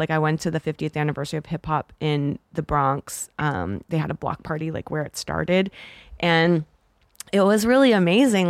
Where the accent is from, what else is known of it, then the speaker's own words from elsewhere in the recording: Toronto, Ontario, Canada; moved away; also born or lived in Los Angeles; being Canadian, it's, I didn't grow up here